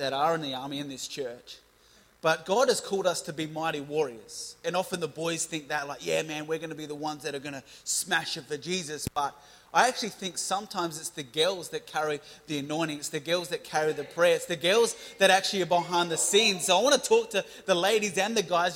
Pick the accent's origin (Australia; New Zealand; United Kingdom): Australia; Adelaide, South Australia; I'm from Seaford in Adelaide